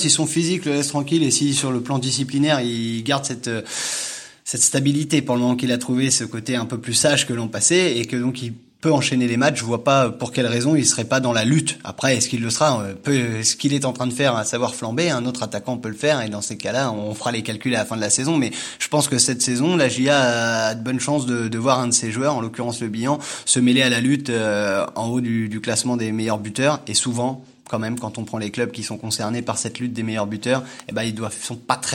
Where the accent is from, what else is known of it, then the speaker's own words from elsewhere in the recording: Le Havre, Normandy, France; je viens du Havre